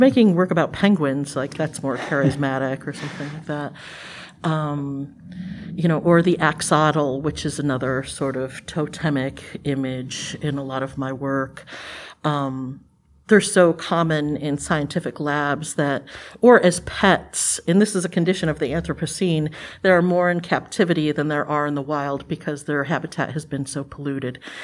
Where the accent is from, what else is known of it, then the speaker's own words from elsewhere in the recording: Cleveland, Ohio, United States; I'm from Cleveland, Ohio. uh, originally. And we were on the west side of Cleveland